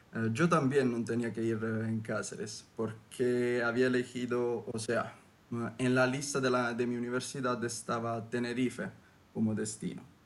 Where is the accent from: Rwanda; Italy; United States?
Italy; Southern Italy; Spanish is a second language; yo vengo desde el sur de Italia